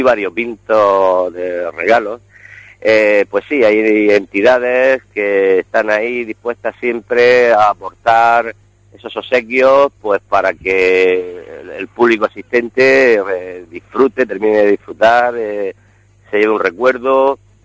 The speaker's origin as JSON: {"language": "Spanish", "region": "Region of Murcia", "country": "Spain", "said": "como buenos murcianos amantes de la gastronomía"}